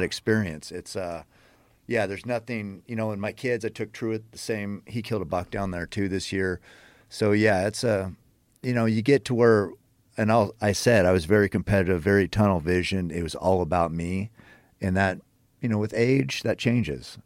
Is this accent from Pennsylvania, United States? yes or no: no; Western Oregon, United States; I grew up hunting in Western Oregon